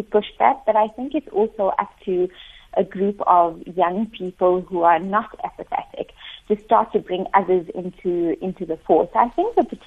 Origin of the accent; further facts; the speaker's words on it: South Africa; our South African context